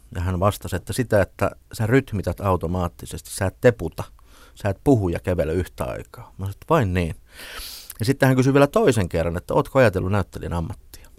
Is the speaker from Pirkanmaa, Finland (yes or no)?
no; Ilmajoki, South Ostrobothnia, Finland; moved away; kun mä olin nuori poika siellä Ilmajoella, niin mun kotitalon vieressä harjoiteltiin Jaakko Ilkka operaa